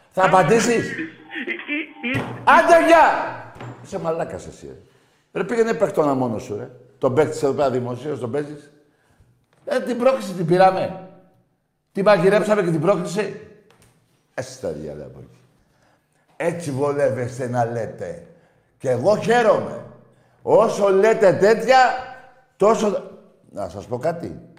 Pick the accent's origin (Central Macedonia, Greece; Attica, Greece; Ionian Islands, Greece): Central Macedonia, Greece; Thessaloniki; Ναι, πάω και είμαι από Θεσσαλονίκη.